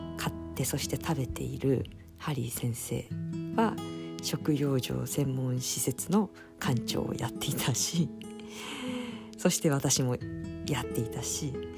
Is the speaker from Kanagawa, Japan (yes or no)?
yes; Fujisawa, Kanagawa, Japan; also born or lived in Izu Kogen; 今はそこから地元の藤沢市に帰ってきて、えー、お仕事をしてます